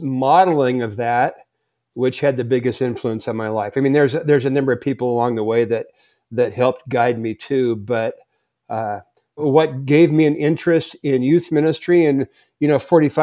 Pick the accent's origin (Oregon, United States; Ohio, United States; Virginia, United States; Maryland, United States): Oregon, United States; Portland; moved away as an adult; also born or lived in Sun Valley, Idaho; now in Idaho, United States; born and raised in Portland